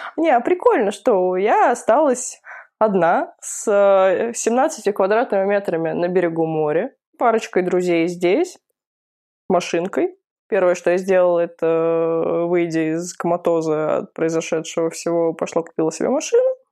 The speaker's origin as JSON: {"language": "Russian", "region": "Moscow", "country": "Russia", "moved": "as an adult", "lives_now": "Vladivostok, Russia", "said": "я москвичка"}